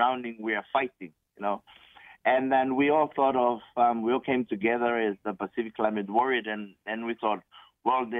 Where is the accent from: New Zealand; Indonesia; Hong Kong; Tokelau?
Tokelau; moved away as an adult; also born or lived in Germany; now in Samoa; I was born and raised in Tokelau in 1978